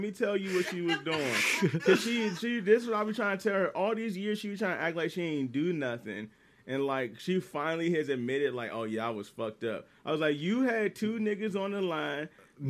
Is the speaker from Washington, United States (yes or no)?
yes; Washington, United States; I'm like, I'm from Washington. You're like, oh, state.